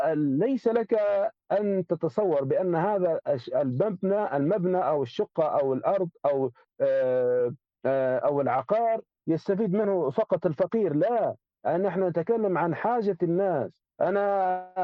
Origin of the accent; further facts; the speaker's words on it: Libya; نحن عندنا في ليبيا